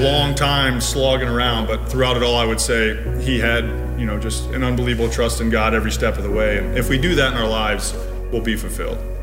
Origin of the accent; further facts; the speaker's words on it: Indianapolis, Indiana, United States; moved away as an adult; also born or lived in Baltimore; back to Indianapolis, my hometown, where I can raise my family